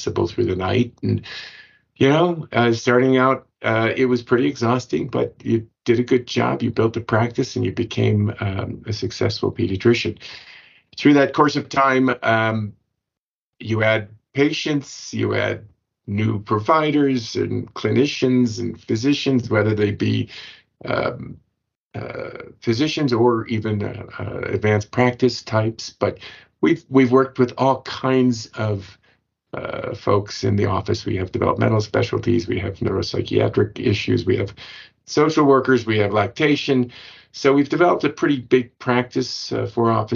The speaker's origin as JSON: {"language": "English", "town": "Washington", "region": "District of Columbia", "country": "United States", "tie": "born or raised there", "said": "I grew up in Washington, D.C."}